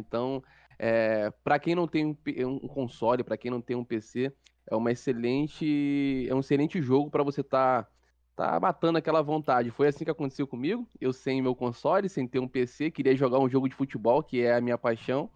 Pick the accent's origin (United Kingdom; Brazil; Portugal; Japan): Brazil; Duque de Caxias, Rio de Janeiro; sou morador de Duque de Caxias, Rio de Janeiro